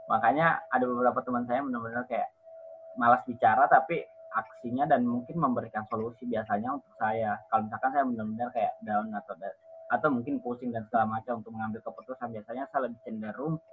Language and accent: Indonesian; Merauke, South Papua, Indonesia; Miming khusus Papua Merauke atau kampung saya.